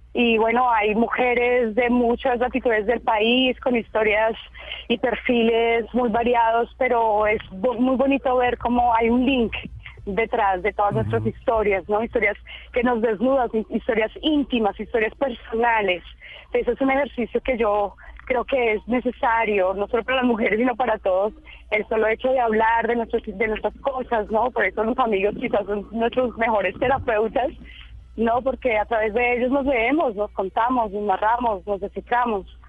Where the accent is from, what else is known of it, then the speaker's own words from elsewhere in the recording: Colombia; moved away as an adult; also born or lived in South Africa; de dónde eres, de Colombia